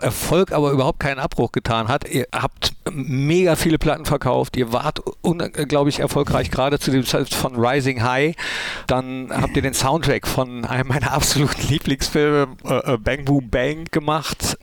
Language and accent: German; Mönchengladbach, North Rhine-Westphalia, Germany; also born or lived in Cologne; gebürtiger Mönchengladbacher